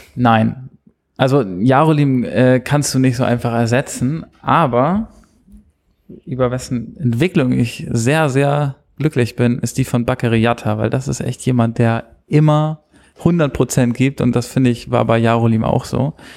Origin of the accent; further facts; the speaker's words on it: Hamburg, Germany; ich komme eigentlich aus Altona